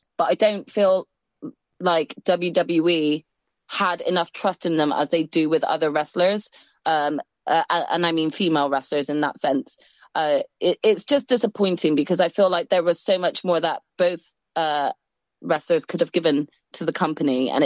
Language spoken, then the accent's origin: English; Bristol, South West England, United Kingdom; We are both from Bristol, which is probably about an hour and a half drive away from Cardiff